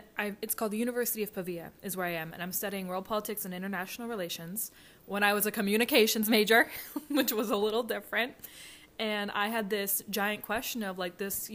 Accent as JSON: {"language": "English", "town": "West Chester", "region": "Pennsylvania", "country": "United States", "said": "I'm 24 from Westchester, Pennsylvania."}